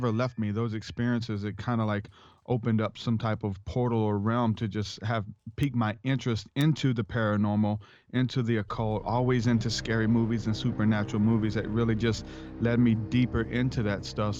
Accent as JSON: {"language": "English", "town": "New Orleans", "region": "Louisiana", "country": "United States", "tie": "born or raised there", "said": "I'm from New Orleans, Louisiana"}